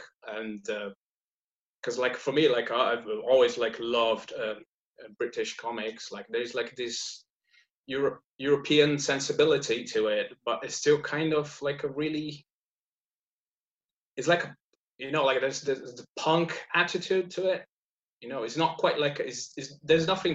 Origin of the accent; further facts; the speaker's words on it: Brazil; moved away as an adult; now in Leeds, United Kingdom; I'm based in Leeds, but I'm originally from South, like deep South. Like my family is from Germany, but I was born in Brazil